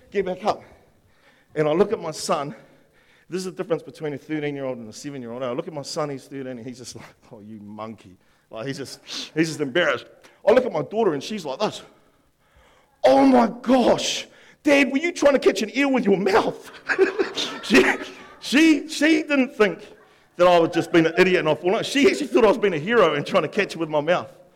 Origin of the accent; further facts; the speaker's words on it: Upper Hutt, Wellington, New Zealand; I grew up in Upper Hutt, me and my brother, and there was a river out the back